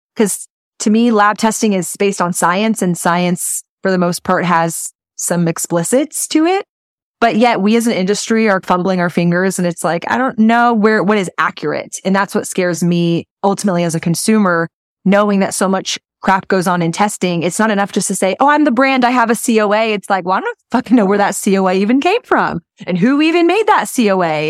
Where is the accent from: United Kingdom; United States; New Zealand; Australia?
United States; Texas; being here in Texas, my first six months to a year in business